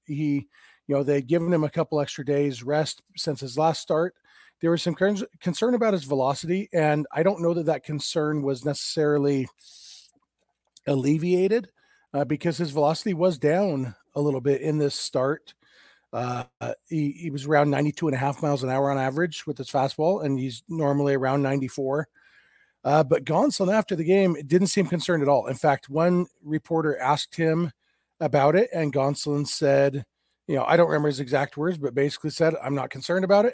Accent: Lake Elsinore, California, United States; minor league team here in my hometown.

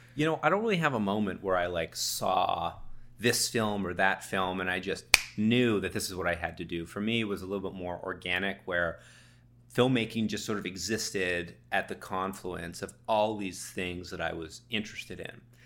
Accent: Toronto, Ontario, Canada; also born or lived in Savannah, Georgia; I'm from Toronto

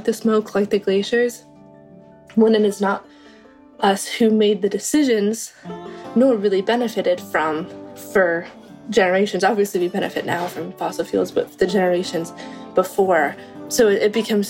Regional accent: Missoula, Montana, United States; My hometown, Missoula, has a river that runs right through it

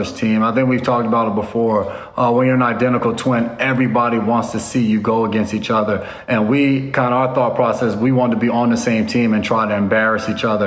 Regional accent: United States; moved away as an adult; also born or lived in Nashville, Tennessee; growing up in New York area, New York, New Jersey area

